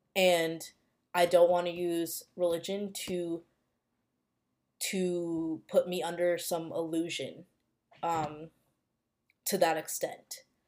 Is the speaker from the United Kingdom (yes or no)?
no; United States; growing up in the United States, growing up in a predominantly white area